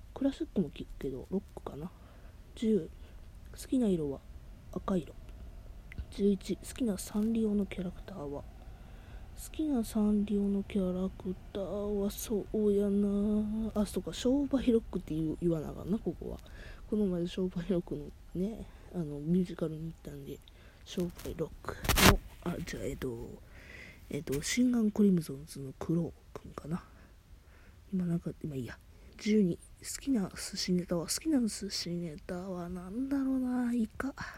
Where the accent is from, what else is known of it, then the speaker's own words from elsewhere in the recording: Kansai, Japan; 関西人なんで